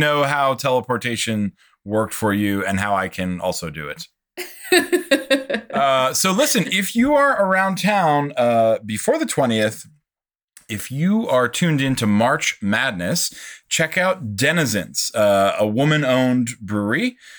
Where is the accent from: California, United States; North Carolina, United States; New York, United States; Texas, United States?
New York, United States; growing up as a New Yorker eating dirty water street dogs